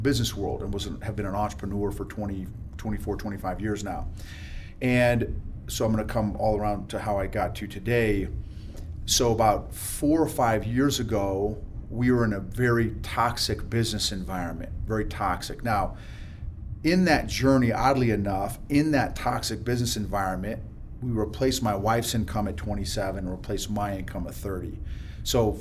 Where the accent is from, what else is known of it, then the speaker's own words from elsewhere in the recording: Illinois, United States; moved away as an adult; I grew up in Illinois